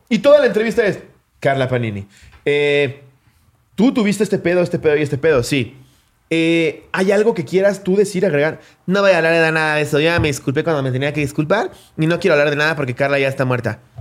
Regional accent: Mexico; decir que soy mexicano

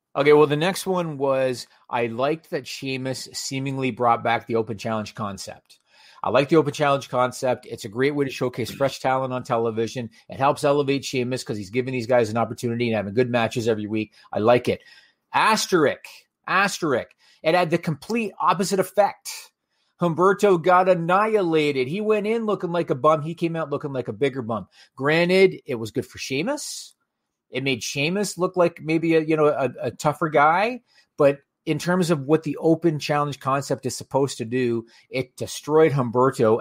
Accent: Canada; as a Canadian viewer

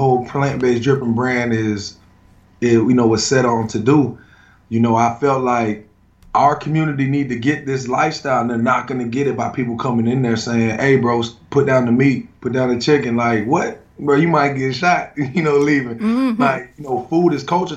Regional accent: South Florida, United States; I'm from South Florida

